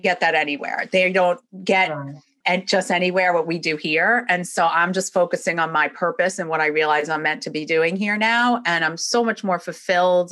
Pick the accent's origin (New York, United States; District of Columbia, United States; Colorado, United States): New York, United States; moved away as an adult; now in Florida, United States; originally I'm from New York. That will definitely come out and you'll hear it as I'm speaking. But I've been down here in Florida since 1997.